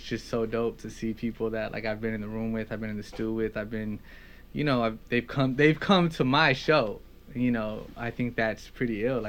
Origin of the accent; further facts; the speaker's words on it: Los Angeles, California, United States; I grew up rapping around Lemur Park and like that.